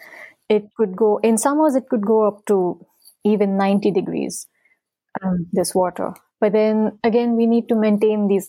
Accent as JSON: {"language": "English", "country": "India", "tie": "born or raised there", "moved": "yes", "said": "growing up in India"}